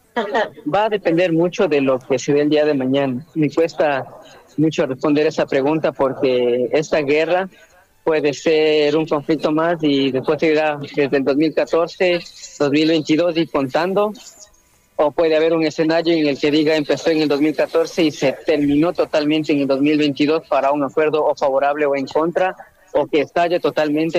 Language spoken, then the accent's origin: Spanish; Ecuador; moved away as an adult; also born or lived in Russia; now in Kyiv, Ukraine; Salí de Ecuador hacia, primero hacia Rusia por temas de universidad, posteriormente me cambié acá a Ucrania, tengo dos años acá